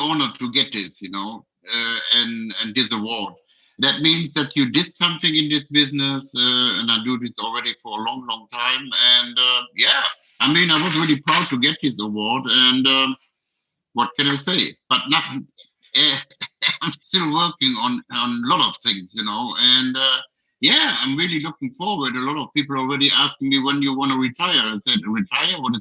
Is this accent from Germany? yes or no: yes; Germany; from Germany. Hello, we are from Germany.